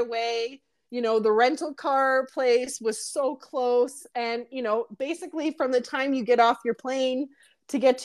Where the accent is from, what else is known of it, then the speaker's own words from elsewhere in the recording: Oshawa, Ontario, Canada; we're from Oshawa